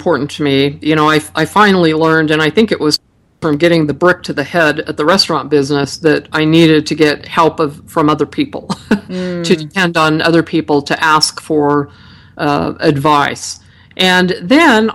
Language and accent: English; Utah, United States; they said I was from the Midwest. I kept telling them that Utah's in the West.